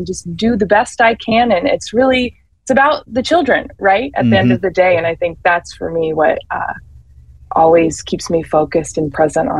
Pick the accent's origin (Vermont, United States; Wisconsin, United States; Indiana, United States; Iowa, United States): Indiana, United States; South Bend; also born or lived in Chicago; Yes, so I grew up in South Bend, Mishawaka area, and then went to Penn High School there, and then went to university for musical theater in Ohio